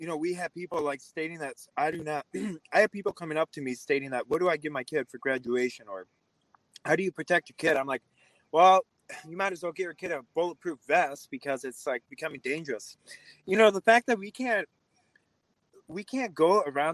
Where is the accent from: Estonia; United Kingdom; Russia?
Russia; now in Wisconsin, United States; I grew up in a communist country, you know, I grew up in Russia